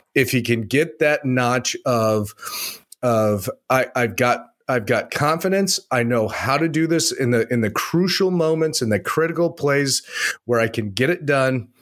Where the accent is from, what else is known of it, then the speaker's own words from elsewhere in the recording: Arizona, United States; moved away as an adult; now in Minnesota, United States; I grew up in Arizona